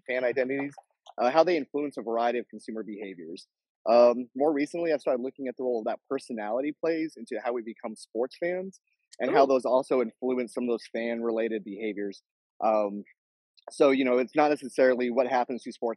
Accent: New Mexico, United States; moved away as an adult; also born or lived in Lubbock, Texas / Alabama; now in Austin, Texas, United States; I'm kind of from all over. I lived in grew up in New Mexico

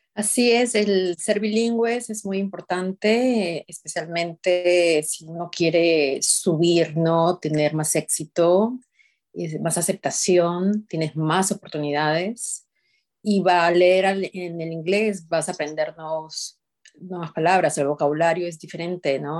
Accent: Peru; moved away as an adult; now in United States; yo soy de Perú

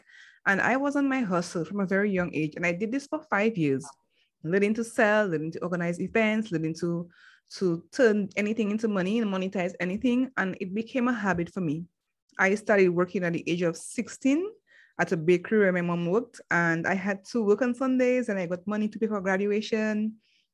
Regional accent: Dominica; I'm from the Commonwealth of Dominica, and that is in the Caribbean.

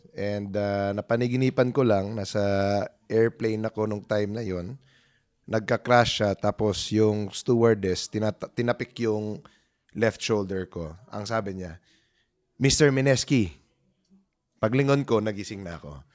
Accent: Cebu, Central Visayas, Philippines; moved away; laking probinsya ako, Cebuano ako. Doon ako nag ano, high school, no? Lumipat ako dito.

